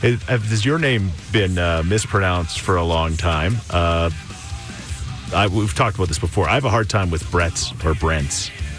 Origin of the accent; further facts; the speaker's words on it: Canada; Where I grew up in Thoresby